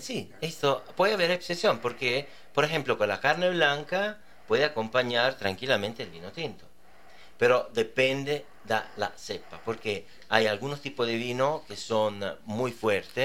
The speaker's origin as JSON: {"language": "Spanish", "country": "Italy", "second_language": "Spanish", "moved": "yes", "said": "yo que soy italiano, cuando vengo aquí, en Ecuador"}